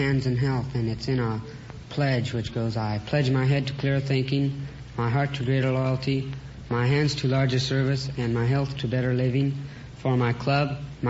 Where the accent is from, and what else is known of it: Los Angeles, California, United States